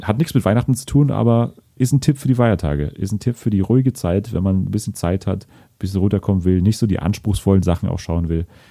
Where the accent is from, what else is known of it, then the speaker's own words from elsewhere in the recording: Germany; als Deutsche